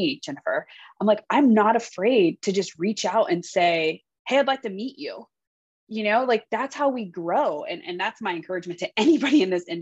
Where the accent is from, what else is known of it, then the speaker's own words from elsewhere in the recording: Columbus, Ohio, United States; moved away as an adult; also born or lived in Los Angeles, California; I'm from Columbus, Ohio.